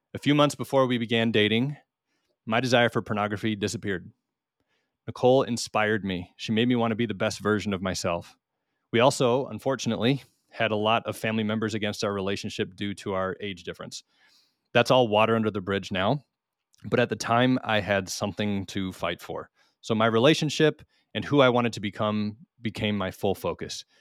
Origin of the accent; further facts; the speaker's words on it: Minnesota, United States; now in Missouri, United States; although we are from Minnesota, we are currently living on our homestead in the Ozark Mountains in south central Missouri